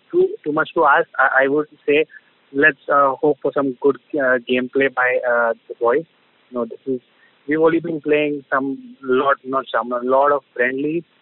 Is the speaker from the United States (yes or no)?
no; India; hopes are high as an Indian